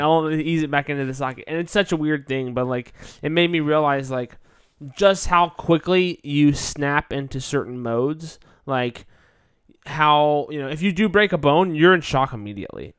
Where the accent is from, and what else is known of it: United States